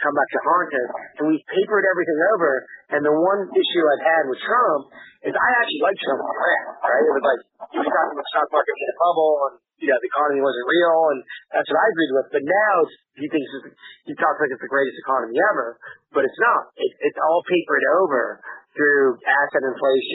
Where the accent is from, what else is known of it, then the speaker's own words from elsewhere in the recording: Canada; moved away; I'm from Canada, and I haven't lived there in years